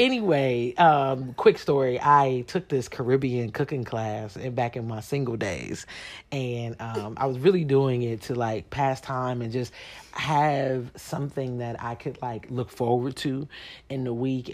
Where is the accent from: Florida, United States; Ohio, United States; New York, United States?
Ohio, United States; Columbus; moved away; right now we're back home in my hometown, Columbus, Ohio